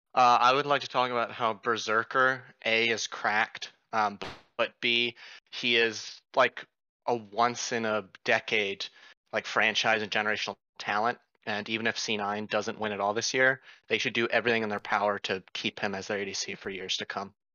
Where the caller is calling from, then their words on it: Fairfax, Virginia, United States; I am calling from Fairfax, Virginia.